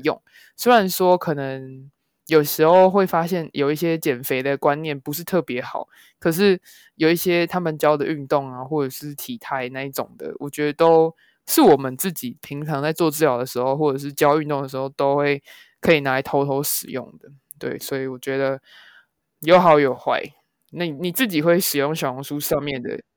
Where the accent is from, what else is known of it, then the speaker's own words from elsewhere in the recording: Taiwan; 我们台湾人